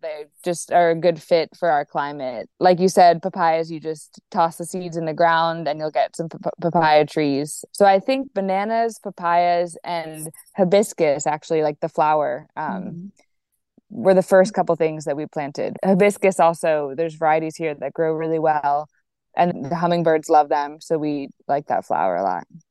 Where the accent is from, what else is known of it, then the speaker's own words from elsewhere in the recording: Virginia, United States; moved away as an adult; now in Olon, Ecuador; I'm from Virginia